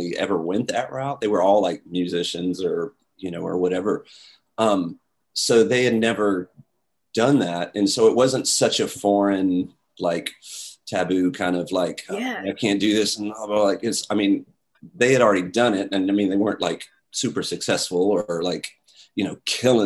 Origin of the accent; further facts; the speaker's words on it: Dallas, Texas, United States; moved away; I'm originally from Dallas